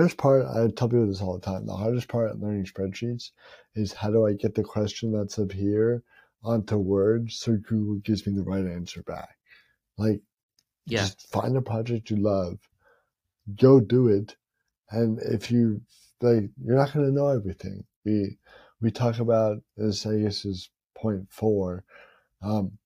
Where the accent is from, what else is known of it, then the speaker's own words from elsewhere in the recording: Tampa, Florida, United States; the Lightning play in my hometown